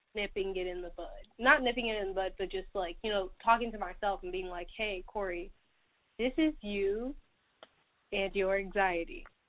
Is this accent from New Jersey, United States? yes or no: no; Atlanta, Georgia, United States; I'm from Atlanta, Georgia